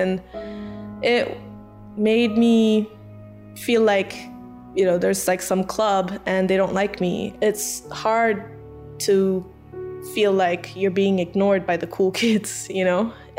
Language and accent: English; Iowa, United States; born there; also born or lived in Malaysia / Kuwait; I'm American Malaysian. I was born in Iowa. We moved to Malaysia. I did preschool in Malaysia and then we moved to Kuwait.